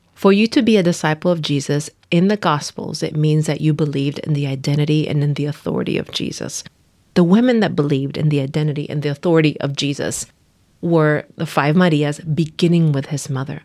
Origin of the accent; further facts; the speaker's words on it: Nicaragua; moved away as an adult; now in United States; I am from Nicaragua. I, uh, was raised there up until I came, uh, to the U S to go to college